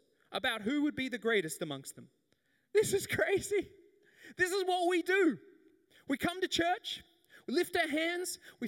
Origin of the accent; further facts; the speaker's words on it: the Whitsundays, Queensland, Australia; I grew up in the Whitsundays